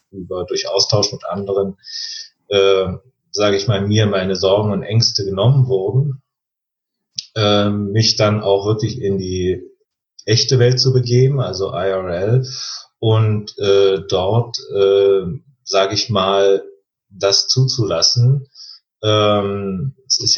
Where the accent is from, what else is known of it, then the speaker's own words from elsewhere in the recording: East Germany, Germany; das hat ein bisschen mit den Umständen zu tun, ich bin im Osten groß geworden und so weiter